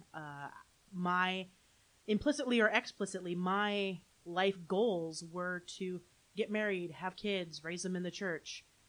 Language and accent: English; Holland, Michigan, United States; also born or lived in Grand Rapids, Michigan / Saratoga Springs, New York; Grew up in Holland, Michigan